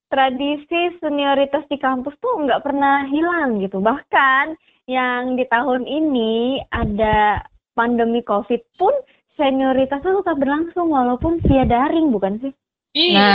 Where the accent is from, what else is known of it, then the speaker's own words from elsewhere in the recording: Indonesia; kita dari Indonesia.